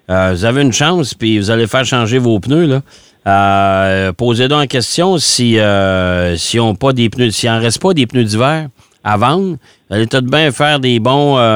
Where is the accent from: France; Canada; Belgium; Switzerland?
Canada; Mauricie, Quebec